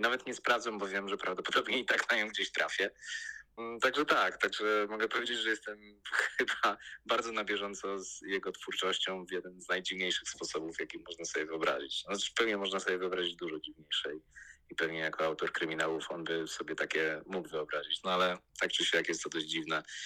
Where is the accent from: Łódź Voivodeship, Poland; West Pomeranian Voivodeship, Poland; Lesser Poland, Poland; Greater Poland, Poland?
Łódź Voivodeship, Poland; Łódź; ja też jestem z Łodzi, kończył to liceum, które ja kończyłem